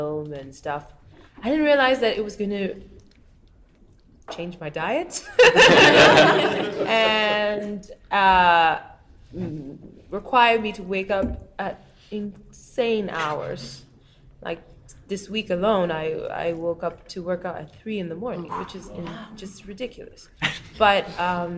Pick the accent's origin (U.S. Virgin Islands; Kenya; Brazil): Kenya; moved away; I'm from Kenya, but so much of my character is formed by the fact that I've lived so many other places